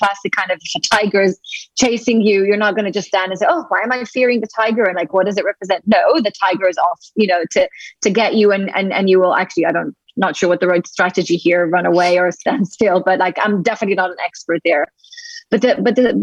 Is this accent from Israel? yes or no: yes; Tel Aviv, Tel Aviv District, Israel; moved away as an adult; now in London, United Kingdom; I'm originally from Israel, from Tel Aviv.